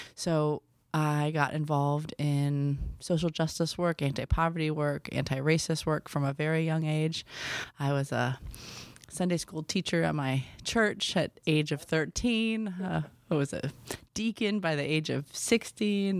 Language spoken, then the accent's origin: English; Milwaukee, Wisconsin, United States; So I was raised in Milwaukee, Wisconsin